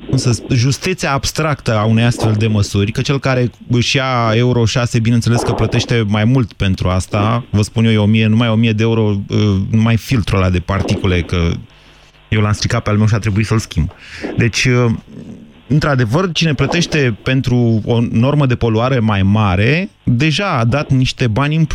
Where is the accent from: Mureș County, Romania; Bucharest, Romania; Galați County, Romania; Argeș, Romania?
Bucharest, Romania; Din București.